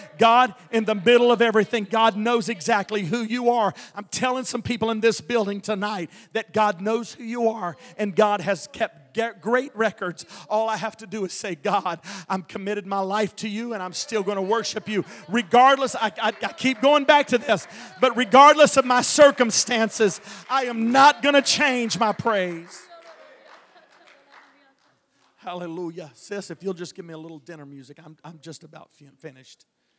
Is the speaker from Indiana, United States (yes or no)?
no; Texas, United States; Listen, I'm big. I'm from Texas.